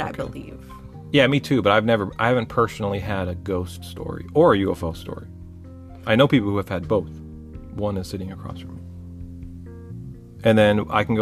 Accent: California, United States; I'm from California, you're from Florida, we met in the middle in Texas and we found each other.

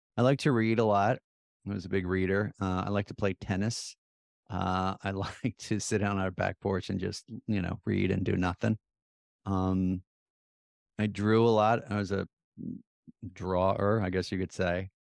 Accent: Plymouth Meeting, Pennsylvania, United States; When we were growing up in Plymouth Meeting, our big field trip was Independence Hall

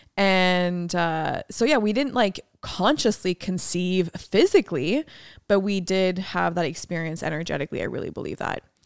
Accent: France; moved away; my hometown in France

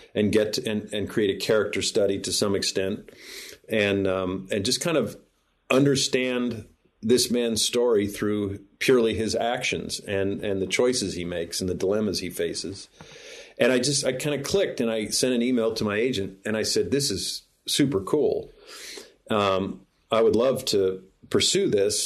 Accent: Illinois, United States; moved away; I'm back visiting family here in Springfield, Illinois, which is my home state

